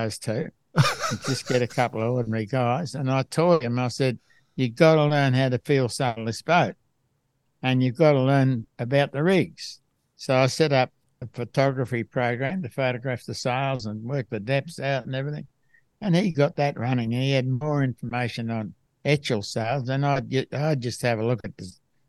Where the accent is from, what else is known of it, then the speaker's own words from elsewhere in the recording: Melbourne, Victoria, Australia; I was brought up in Melbourne